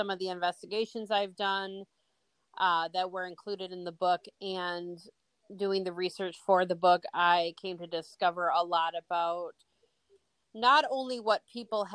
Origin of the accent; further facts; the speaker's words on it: Bay City, Michigan, United States; when I was growing up in Bay City